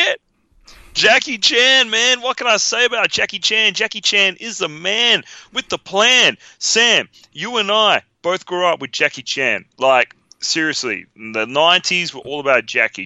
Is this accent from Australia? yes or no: yes; Australia; we're from Australia